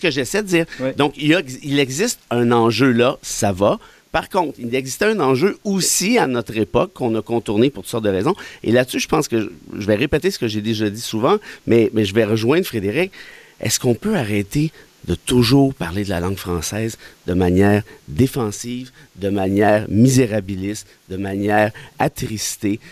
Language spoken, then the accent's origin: French; Mont-Laurier, Quebec, Canada; moved away as an adult; j'ai été élevé en région à Mont-Laurier jusqu'à l'âge de 19 ans